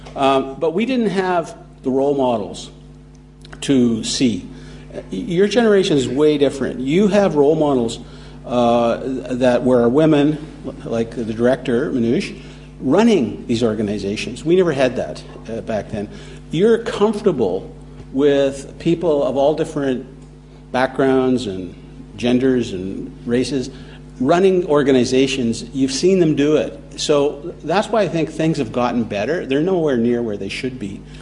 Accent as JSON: {"language": "English", "town": "Toronto", "region": "Ontario", "country": "Canada", "moved": "yes", "said": "I'm from Toronto"}